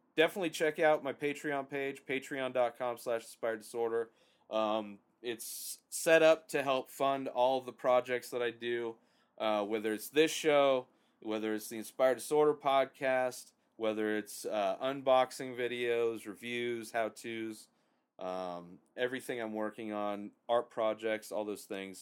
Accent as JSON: {"language": "English", "country": "United States"}